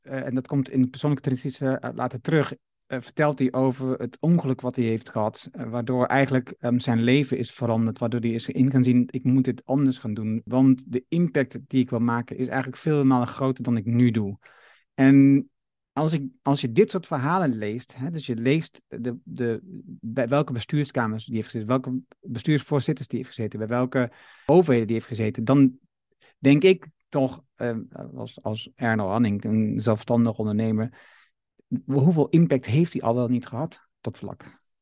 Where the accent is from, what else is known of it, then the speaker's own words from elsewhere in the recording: Netherlands; ons fundament als Nederlander